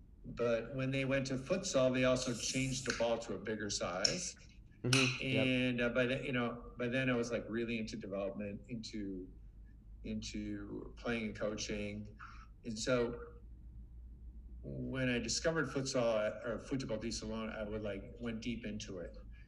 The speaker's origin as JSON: {"language": "English", "region": "Minnesota", "country": "United States", "tie": "born or raised there", "said": "I grew up in Minnesota."}